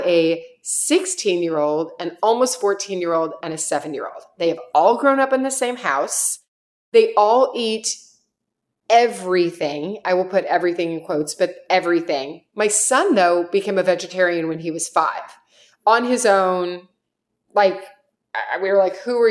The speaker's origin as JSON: {"language": "English", "region": "Kentucky", "country": "United States", "said": "I'm from Kentucky."}